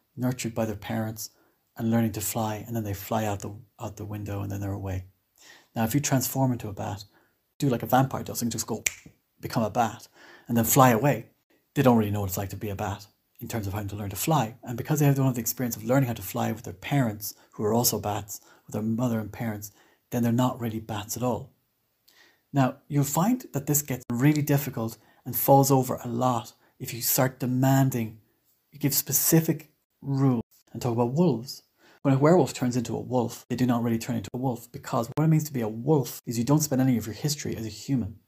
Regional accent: Ireland; I'm Irish

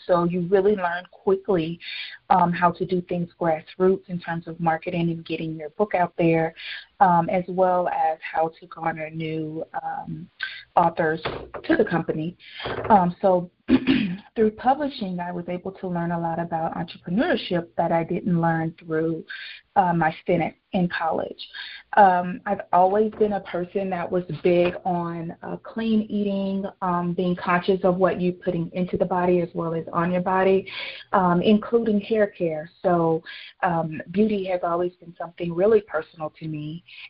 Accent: Louisiana, United States; now in New Mexico; I moved from Louisiana to a desert climate, which is in New Mexico.

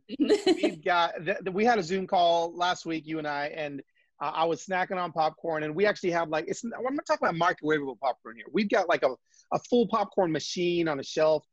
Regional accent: Los Angeles, California, United States; moved away as an adult; also born or lived in Atlanta; now in Nashville, United States; We're both from Los Angeles, and we're LA family that ended up going to Atlanta for a few years and then landed in Nashville, Tennessee.

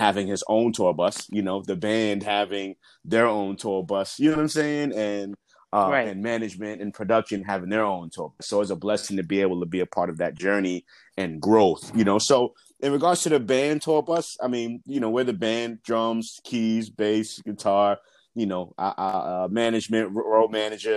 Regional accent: New York City, New York, United States; being born and raised in New York

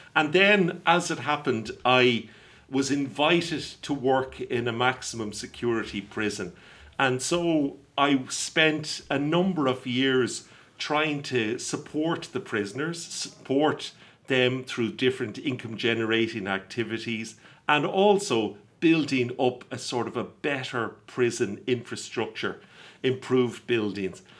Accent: Ireland

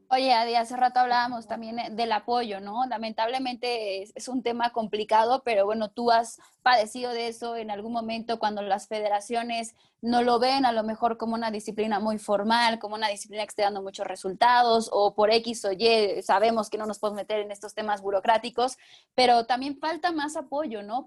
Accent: Mexico; soy de México

